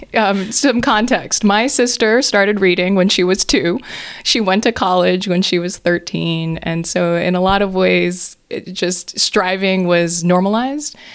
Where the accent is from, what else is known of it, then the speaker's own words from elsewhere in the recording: Hawaii, United States; moved away; I grew up in Hawaii